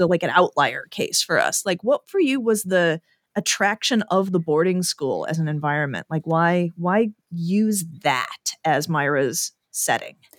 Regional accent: Chicago, Illinois, United States; I am from Chicago, and self-dealing is an ancient tradition amongst our people

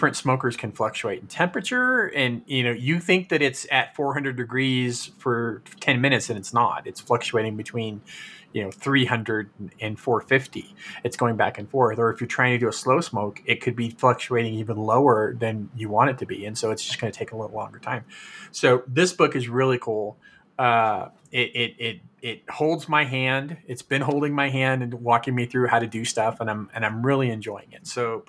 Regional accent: Fresno, California, United States; also born or lived in Chattanooga, United States; And I think it comes from growing up in Fresno, where if you didn't drive, you couldn't go anywhere. It's like you needed to have a car in California.

